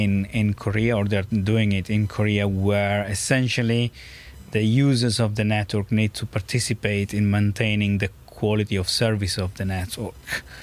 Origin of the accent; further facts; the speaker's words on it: Monza, Lombardy, Italy; English is a second language; moved away; I'm from Monza.